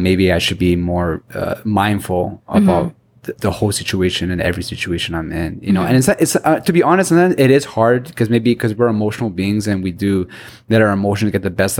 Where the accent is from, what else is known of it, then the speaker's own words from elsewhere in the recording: Toronto, Ontario, Canada; I'm definitely from Toronto